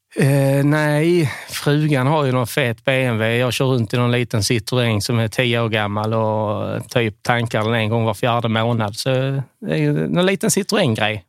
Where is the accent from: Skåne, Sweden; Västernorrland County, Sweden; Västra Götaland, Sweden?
Skåne, Sweden; now in Varberg, Sweden; Jag är skåning